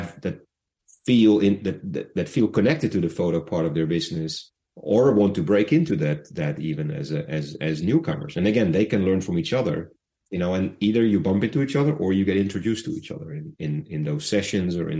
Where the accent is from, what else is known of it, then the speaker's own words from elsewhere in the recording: Netherlands; I'm Dutch